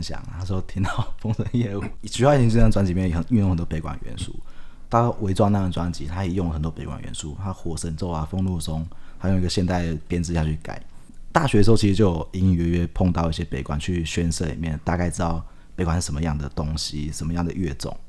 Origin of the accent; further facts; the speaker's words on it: Taiwan; 我觉得我们台湾人很妙，就是这种阴神系统啊，我们就会喜欢去走偏门，就会要拜阴神